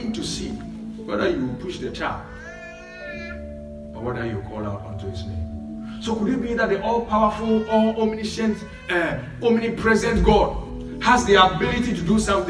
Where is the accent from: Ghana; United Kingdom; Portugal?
Ghana; moved away; We come from Ghana where we pray more than 99% of the world